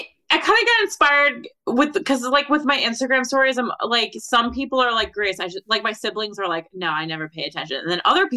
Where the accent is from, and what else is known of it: Somers, United States; born or raised there; now in New York City, United States